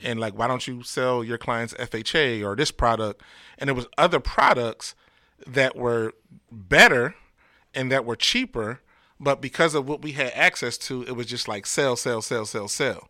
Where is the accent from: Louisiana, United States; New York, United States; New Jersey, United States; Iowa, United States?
New Jersey, United States; Camden; my hometown of Camden